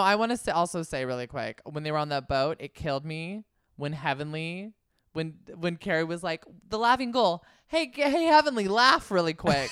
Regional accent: Concord, California, United States; I'm from Concord, California, the same city that Tom Hanks is from

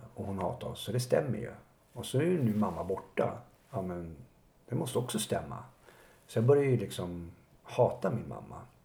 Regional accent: Botkyrka, Stockholm County, Sweden; har ju vuxit upp i, ute i Botkyrka

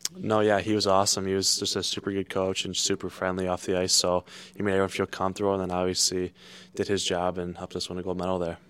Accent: South Lyon, Michigan, United States; growing up in Michigan

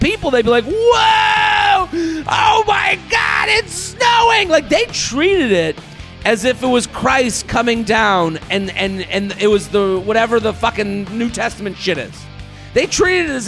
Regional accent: United States; I'm an American

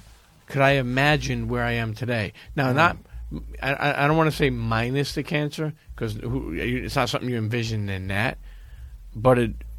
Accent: Brooklyn, New York, United States; I grew up in Brooklyn.

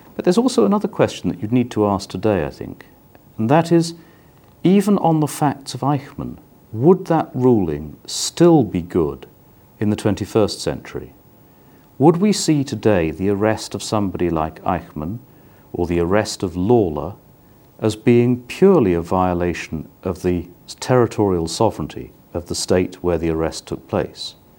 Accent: United Kingdom; now in The Hague, Netherlands; I am British

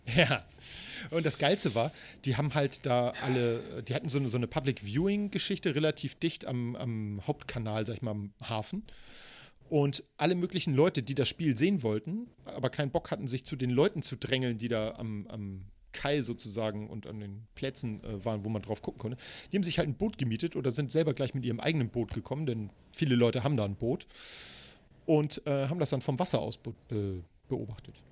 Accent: Hamburg, Germany; ich bin ja in Eppendorf groß geworden.

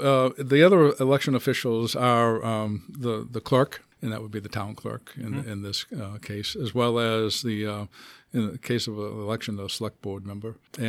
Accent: Hanover, Massachusetts, United States; now in Milford, United States; I grew up on the south shore of Boston, a town called Hanover, about halfway between Boston and Cape Cod.

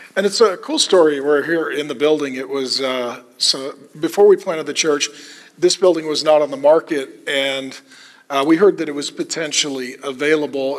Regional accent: Minnesota, United States; That was the homestead I was brought to when I was born

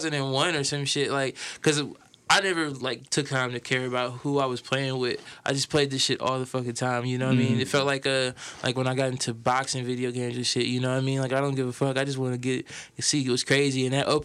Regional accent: Fort Wayne, Indiana, United States; I'm from Fort Wayne

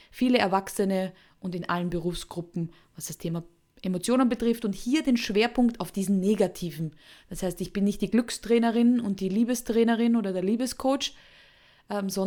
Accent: Austria; Also unschwer zu erkennen an meinem Akzent, obwohl ich mich immer sehr bemühe, ist, ich komme aus Österreich.

